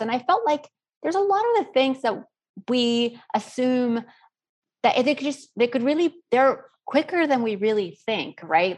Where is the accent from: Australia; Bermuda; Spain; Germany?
Spain; now in New Orleans, United States; I was born and raised in Spain